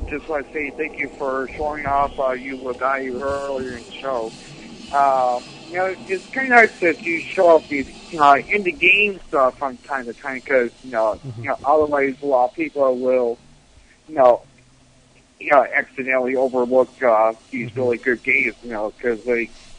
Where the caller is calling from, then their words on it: Buffalo, New York, United States; Yeah, this is Spazinator from Buffalo, New York.